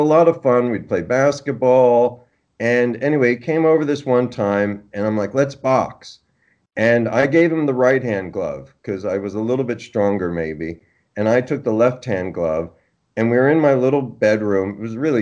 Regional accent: Oakland, New Jersey, United States; I grew up in northern New Jersey, a little town called Oakland

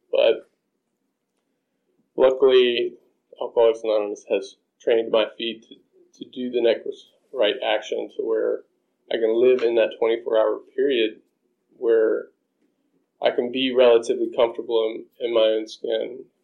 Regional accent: South Carolina, United States; moved away as an adult; I grew up in South Carolina. I thought I was born and stuck

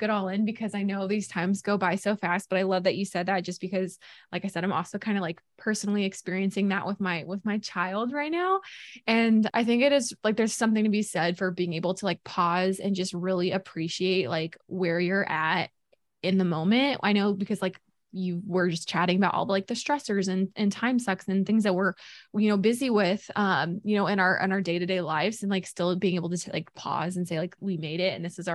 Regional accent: Boonville, Missouri, United States; moved away; I'm from Missouri originally. Mm-hmm. So I grew up going down to the Lake of the Ozarks every summer

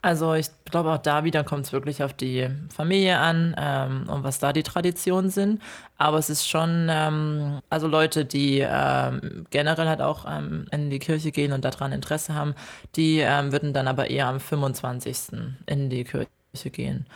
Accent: Ore Mountains, Saxony, Germany; now in Australia; also ich komme aus dem Erzgebirge und mein Erzgebirgsherz

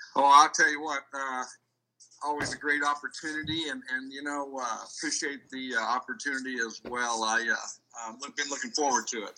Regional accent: Iowa, United States; moved away; I was raised in Iowa

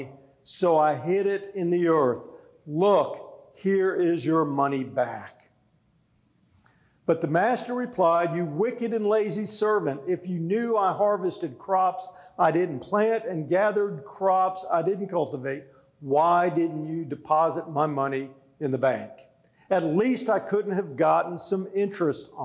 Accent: South Florida, United States; moved away; I grew up in South Florida, surrounded by Spanish culture

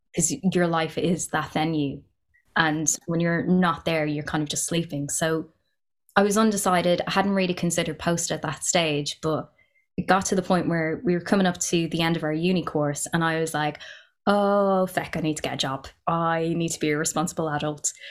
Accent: Ireland; I'm half Pakistani, half Irish. Growing up in Ireland, being mixed race

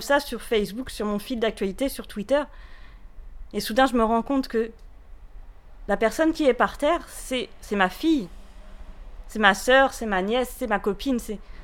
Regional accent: France; also born or lived in Paris; now in Rennes, France; Je suis française, c'est quelque chose qui est plus qu'important pour moi.

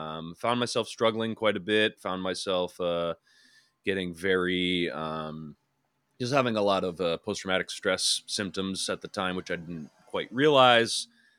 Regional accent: Rhode Island, United States; I grew up in Rhode Island, very rural part of Rhode Island.

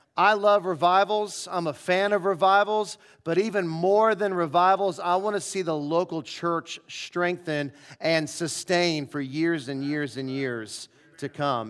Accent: St. Louis, Missouri, United States; moved away; I grew up in Saint Louis

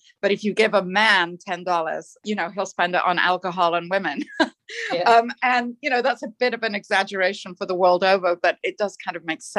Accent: England, United Kingdom; Well, I grew up in England, but my father was a sea captain. And so I grew up sailing around the world in my father's ship until I was about 17 years old.

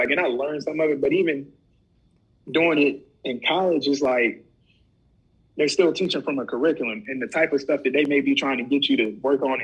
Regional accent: Rock Hill, South Carolina, United States; I grew up in Rock Hill

